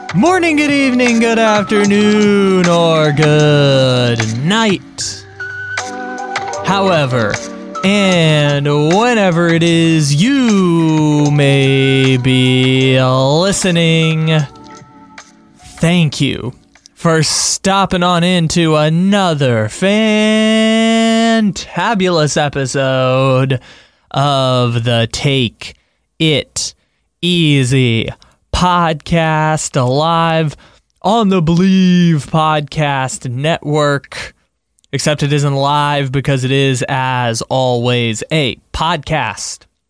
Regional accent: San Diego, California, United States; my hometown of San Diego

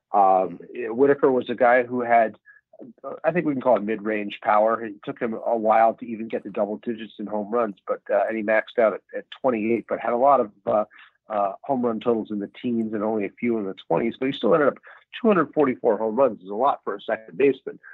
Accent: Salt Lake City, Utah, United States; moved away as an adult; also born or lived in Seattle; now in New York, United States; raised in oh. Salt Lake City, so I grew up watching minor league baseball

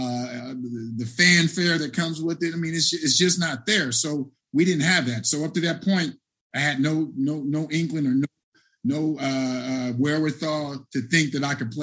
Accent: Cincinnati, Ohio, United States; my hometown team

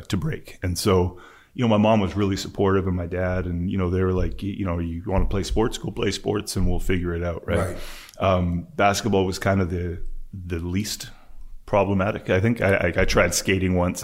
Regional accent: West Vancouver, British Columbia, Canada; I grew up on Horseshoe Bay, which is near the ferry terminal in West Vancouver.

